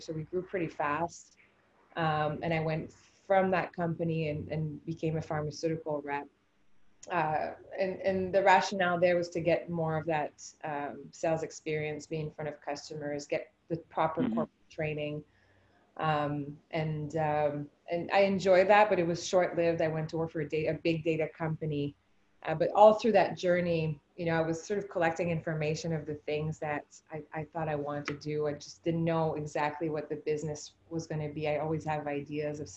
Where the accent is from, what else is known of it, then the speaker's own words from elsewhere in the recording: Quebec, Canada; first language French; English is a second language; moved away as an adult; also born or lived in Whistler / Guelph; I'm originally from Quebec and grew up as a French speaking Canadian